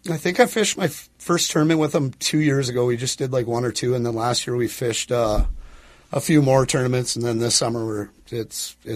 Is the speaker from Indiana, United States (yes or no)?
no; Park Rapids, Minnesota, United States; Uh, Park Rapids originally.